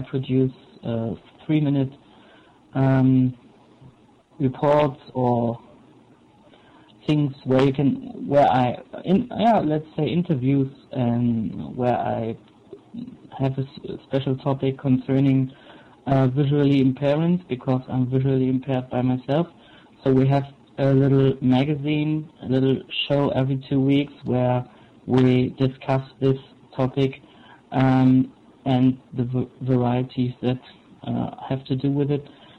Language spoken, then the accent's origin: English; Brandenburg, Germany; English is a second language; now in Chemnitz, Germany; I'm from Chemnitz, but not originally, because I am doing an apprenticeship here, and so I had to move, and originally I'm from South Brandenburg.